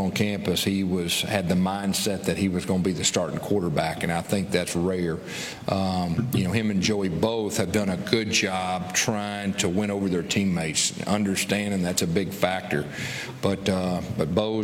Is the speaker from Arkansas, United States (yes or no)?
yes; Fort Smith, Arkansas, United States; moved away; I'm from Fort Smith, too